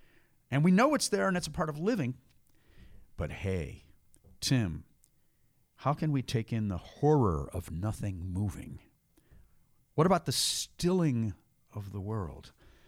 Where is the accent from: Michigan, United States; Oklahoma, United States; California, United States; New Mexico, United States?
New Mexico, United States; Taos; Growing up in Taos, you had wind on those mountains.